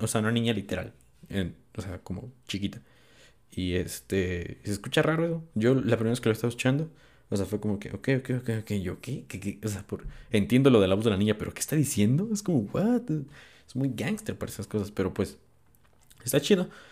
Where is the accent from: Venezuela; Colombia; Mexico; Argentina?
Mexico; soy de México